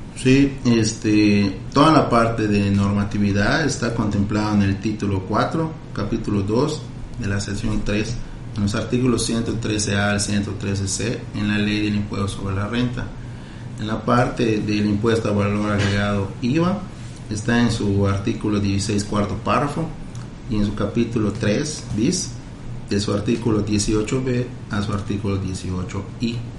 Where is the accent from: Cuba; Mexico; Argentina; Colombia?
Mexico; Como buenos mexicanos